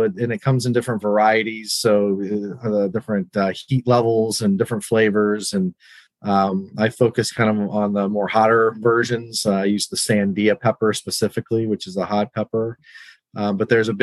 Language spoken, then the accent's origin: English; New Mexico, United States; moved away as an adult; now in Northern Virginia, United States; I grew up in New Mexico